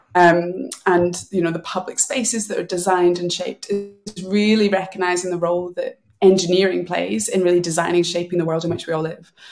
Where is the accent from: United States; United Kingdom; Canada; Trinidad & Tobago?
United Kingdom; Glasgow, Scotland; now in London, United Kingdom; I'm a Glaswegian.